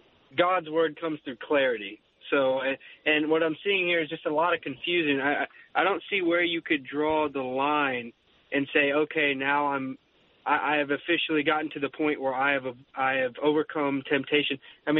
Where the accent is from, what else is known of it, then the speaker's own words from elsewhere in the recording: Texas, United States; Texas, sir.